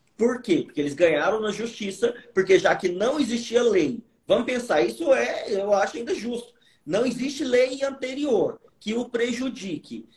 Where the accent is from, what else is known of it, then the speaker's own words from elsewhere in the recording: Goiânia, Goiás, Brazil; eu vim de uma família muito humilde, vim da periferia de Goiânia